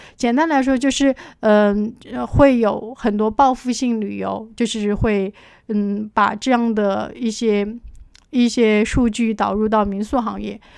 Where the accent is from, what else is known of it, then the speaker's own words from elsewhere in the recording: Chengdu, Sichuan, China; 我来自四川成都， 在两岸民宿行业有八年的从业经历